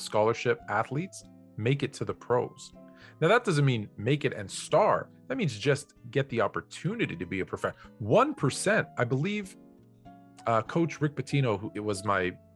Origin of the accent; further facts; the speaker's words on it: Toronto, Ontario, Canada; now in Los Angeles, United States; I grew up in Toronto in Canada